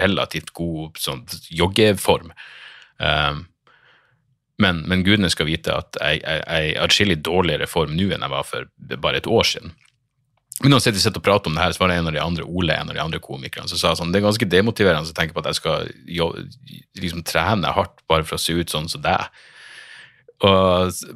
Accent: Northern Norway, Norway; accent: Northern Norwegian; du hater dialekten min, du hater nordlendinger

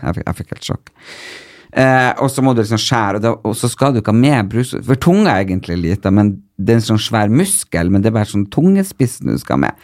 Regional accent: Northern Norway, Norway; moved away; also born or lived in Porsgrunn; Nå er det jo så mange år siden jeg flytta fra Nord-Norge, så det er veldig godt å komme opp dit og, og kjenne liksom litt på hvor man egentlig er ifra, fordi man øh, Uansett hvor lenge jeg blir bo her, så blir jeg nordnorsk

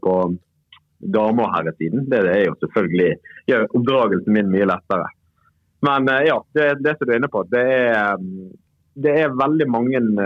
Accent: Bergen, Vestland, Norway; jeg er jo bergenser

